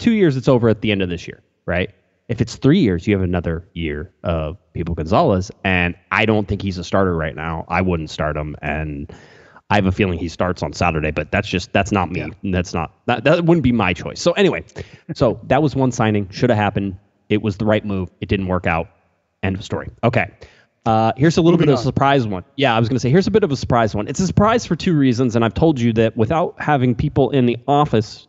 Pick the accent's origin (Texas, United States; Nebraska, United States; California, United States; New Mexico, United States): California, United States; Newport Beach; I grew up in Newport Beach too